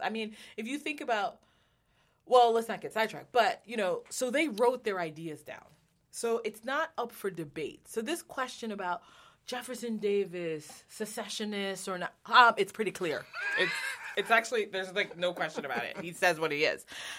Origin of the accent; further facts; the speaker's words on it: Jamaica; now in United States; I'm Jamaican, so I came to America and learned American history